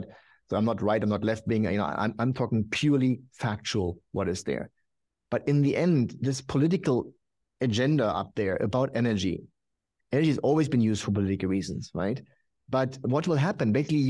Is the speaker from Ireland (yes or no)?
no; Germany; But look, I'm from Germany.